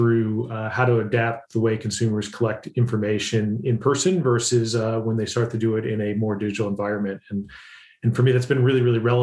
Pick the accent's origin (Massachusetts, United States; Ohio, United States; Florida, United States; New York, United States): Ohio, United States; central; moved away as an adult; now in Atlanta, United States; I originally grew up in central Ohio, but have lived in the Southeast